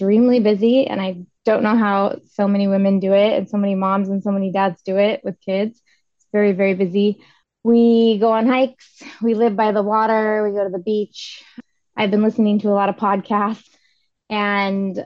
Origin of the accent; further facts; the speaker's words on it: Olympia, Washington, United States; I'm from Olympia, Washington. I am 40 years old. I was here till I was 18